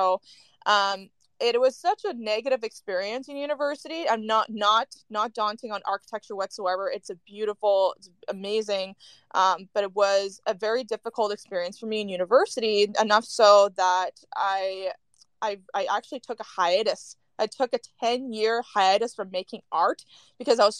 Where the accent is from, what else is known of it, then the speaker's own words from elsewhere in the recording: Northern Canada, Canada; I am currently in northern Canada, home for the holidays with my family